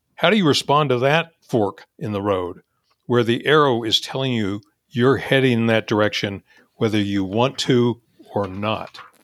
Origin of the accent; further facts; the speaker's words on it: Topeka, Kansas, United States; moved away as an adult; now in California, United States; I would stay in my hometown of Topeka, Kansas